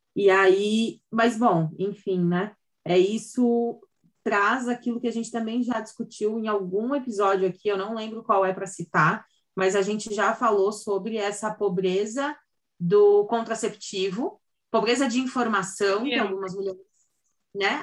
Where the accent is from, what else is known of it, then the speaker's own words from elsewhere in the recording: Santa Catarina, Brazil; sou de Santa Catarina